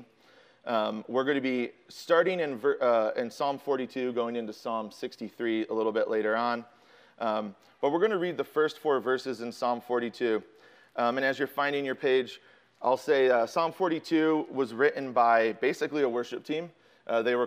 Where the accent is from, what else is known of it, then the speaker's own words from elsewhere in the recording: Chicago, Illinois, United States; I'm from Chicago